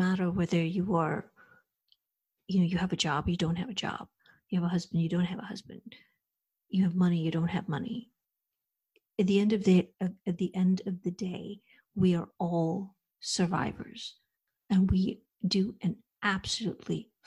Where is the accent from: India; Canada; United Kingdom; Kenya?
India; moved away as an adult; now in United States; I was raised, born and brought up in India, and I came to the United States over 30 years ago to do my master's